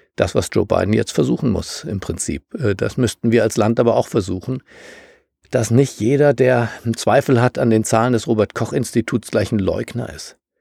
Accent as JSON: {"language": "German", "country": "Germany", "said": "für mich als Deutscher"}